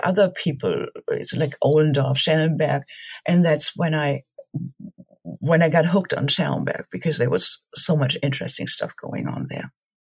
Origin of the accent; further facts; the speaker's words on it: Germany; Growing up in Germany, being interested in history in general.